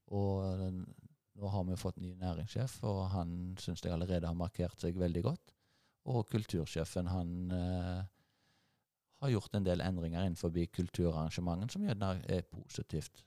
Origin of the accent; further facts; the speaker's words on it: Nedstrand, Rogaland, Norway; Jeg er oppvokst, jeg eh, kom til Nedstrand da jeg var seks år gammel, til en, eh, en gard oppe på Mørland